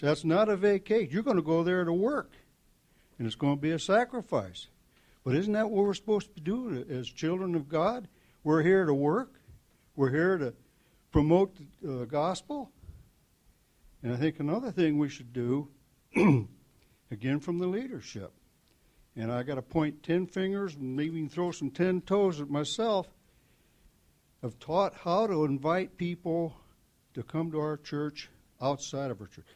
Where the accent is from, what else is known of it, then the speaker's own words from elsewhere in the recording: Mansfield, Ohio, United States; also born or lived in North Phoenix; I come from Mansfield. I've been born in Mansfield. I lived there all my life